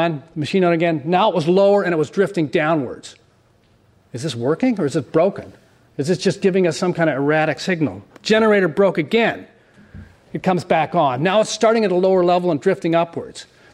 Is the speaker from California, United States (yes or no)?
yes; San Diego, California, United States; I was born in La Jolla in the late 1950s